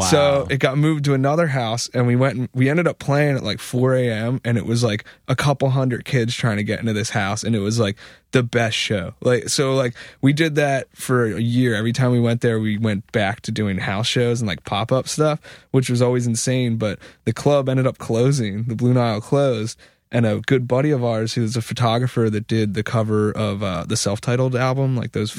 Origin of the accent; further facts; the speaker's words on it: Philadelphia, Pennsylvania, United States; growing up in Philly, I mean, I, I went to high school with Frail